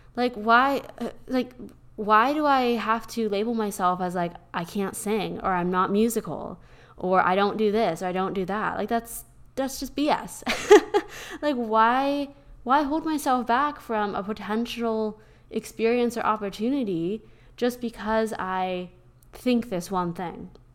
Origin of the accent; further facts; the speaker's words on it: Pennsylvania, United States; now in Austin, United States; growing up in Pennsylvania in the middle of nowhere